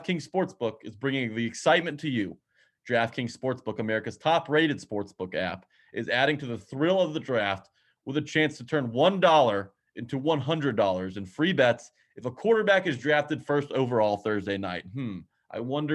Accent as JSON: {"language": "English", "area": "right outside of Nashville", "region": "Tennessee", "country": "United States", "tie": "born or raised there", "said": "I grew up right outside of Nashville"}